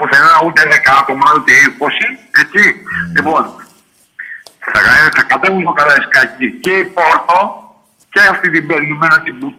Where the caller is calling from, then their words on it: Athens, Attica, Greece; από τον Παγκράτη.